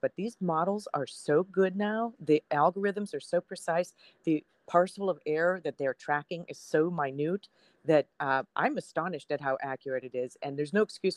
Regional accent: Erie, Pennsylvania, United States; moved away; also born or lived in Richmond; my hometown of Erie, Pennsylvania

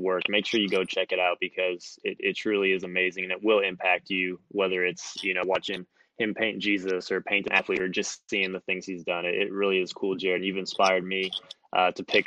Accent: Wisconsin, United States; I'm from Wisconsin

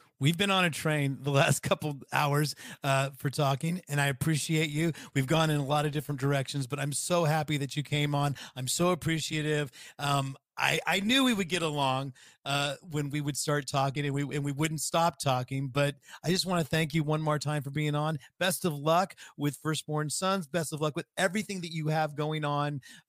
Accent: California, United States; I grew up in the Bay Area, so the Raiders are my team.

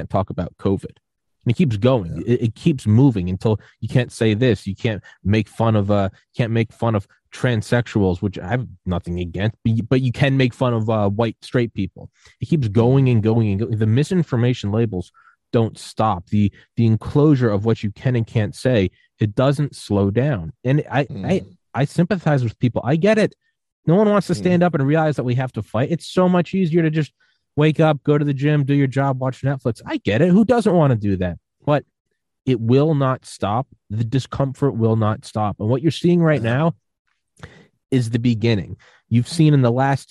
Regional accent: New England, United States; I was born in New England

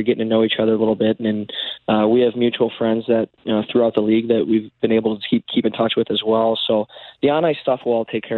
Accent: Detroit, Michigan, United States; moved away; I grew up in Detroit

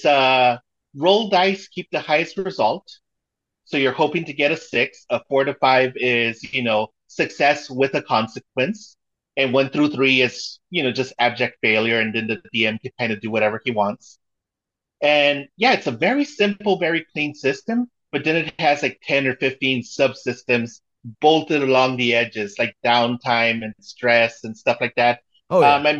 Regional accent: Mexico; moved away; I was born in Mexico, but my mom is American, and she made sure I spoke English. So we would speak it in the house and then I'd speak Spanish, you know, at school

